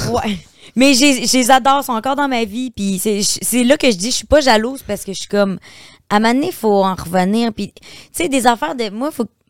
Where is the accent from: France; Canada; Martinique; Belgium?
Canada; Beauce, Quebec; moved away as an adult; je viens de la Beauce.